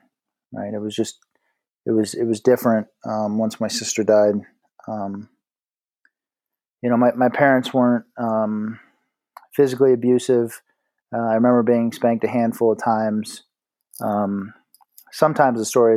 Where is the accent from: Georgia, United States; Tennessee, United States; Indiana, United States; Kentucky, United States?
Indiana, United States; South Bend; moved away as an adult; also born or lived in Dayton, Ohio; now in Colorado, United States; I was born in Indianapolis, Indiana. At the age of 6, we moved to South Bend, and that's where I spent, ages 6 through 18.